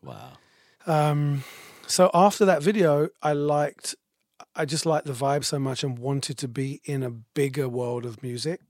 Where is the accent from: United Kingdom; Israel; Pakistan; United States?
United Kingdom; moved away; I'm British